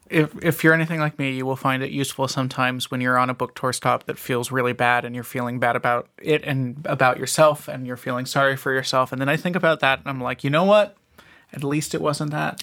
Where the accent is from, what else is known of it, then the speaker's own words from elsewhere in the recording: Ventura County, Southern California, United States; growing up in Southern California